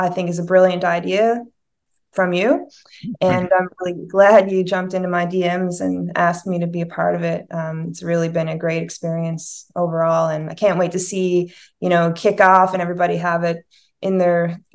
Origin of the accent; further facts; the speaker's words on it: South River, Newfoundland and Labrador, Canada; now in St. John's, Canada; I'm from a small town, South River